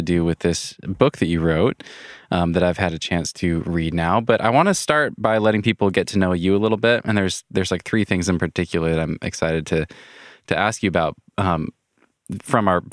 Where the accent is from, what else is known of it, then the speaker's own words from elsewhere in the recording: United States; as an American